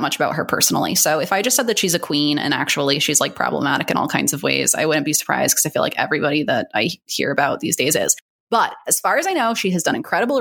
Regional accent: East Coast, United States; now in Long Beach, United States; I'm from the East Coast

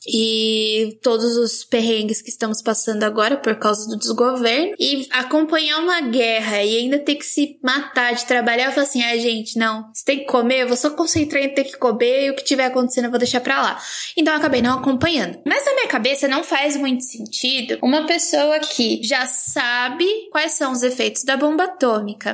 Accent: Baixada Santista, São Paulo, Brazil; now in Campinas, Brazil; sou da Baixada Santista

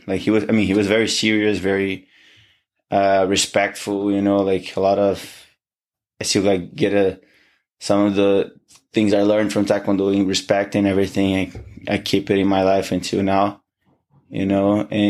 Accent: Niterói, Rio de Janeiro, Brazil; moved away as an adult; He has a gym in my hometown. Oh, okay. Right, in Niterói. So that's where I started. And so it's been what, like now I'm 28

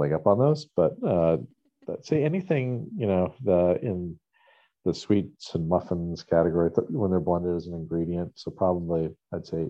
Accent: New Hampshire, United States; growing up in New Hampshire

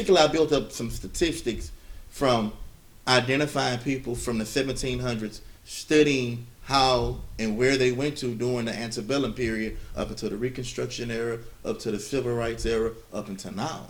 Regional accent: Louisiana, United States; all my relatives have shown that I'm from Louisiana as told by my DNA matches

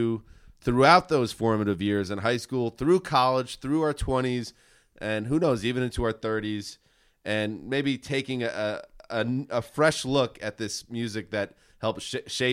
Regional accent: Rockland County, New York, United States; we grew up in Rockland County, which is, I think, about 25 miles north of Central Park

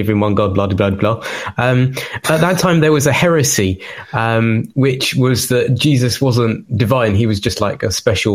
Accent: London, United Kingdom; accent: Cockney; I grew up in London, so I've got a bit of the old Cockney in me.

